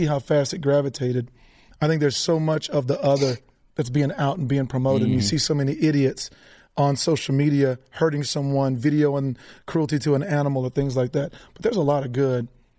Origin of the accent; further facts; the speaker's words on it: Bangs, Texas, United States; I grew up in Bangs, Texas.